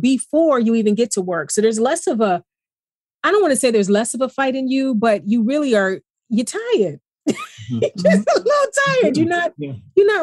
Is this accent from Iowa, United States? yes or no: no; East Cleveland, Ohio, United States; moved away as an adult; now in Los Angeles, United States; I'm from Cleveland and I look like Cleveland